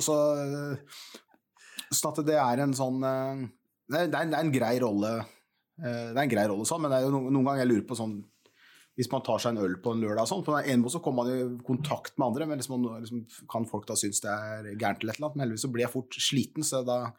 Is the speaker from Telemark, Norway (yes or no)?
yes; Porsgrunn, Telemark, Norway; Jeg, jeg bodde som liten på Stridsgrev